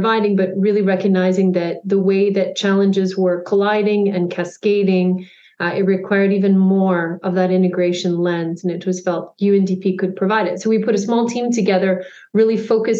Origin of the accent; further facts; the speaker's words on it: Canada; also born or lived in United Kingdom / Zimbabwe; I'm Canadian